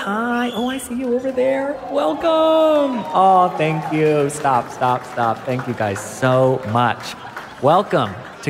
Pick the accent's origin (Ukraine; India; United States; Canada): United States; moved away as an adult; now in Australia; Because I'm American, I've only lived here for 4 years.